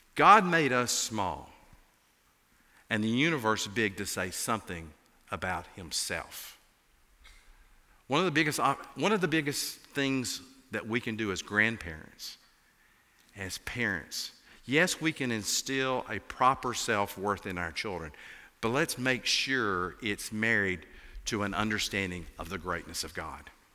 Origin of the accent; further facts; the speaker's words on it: Appalachia, United States; accent: Appalachian; as you can tell from my accent, I'm an Appalachian.